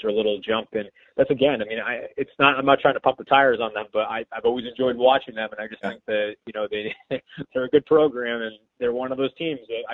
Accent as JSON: {"language": "English", "town": "Westwood", "region": "Massachusetts", "country": "United States", "tie": "born or raised there", "said": "I grew up in Westwood, so I went to Westwood High School"}